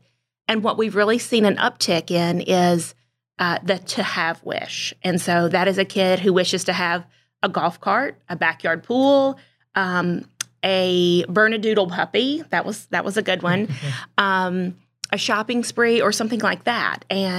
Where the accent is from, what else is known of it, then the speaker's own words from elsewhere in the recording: North Carolina, United States; North Carolina, okay. A tiny town in the mountains of North Carolina.